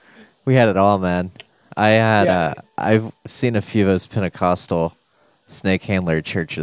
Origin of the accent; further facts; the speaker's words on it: Kentucky, United States; I'm from Kentucky.